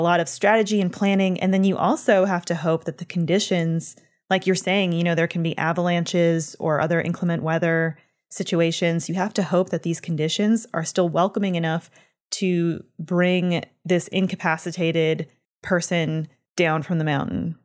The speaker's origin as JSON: {"language": "English", "country": "Canada", "said": "I'm from Canada"}